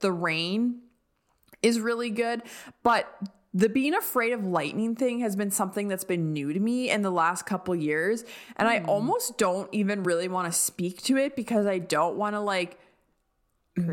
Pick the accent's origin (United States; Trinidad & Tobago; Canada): Canada; Alberta; moved away; growing up in Alberta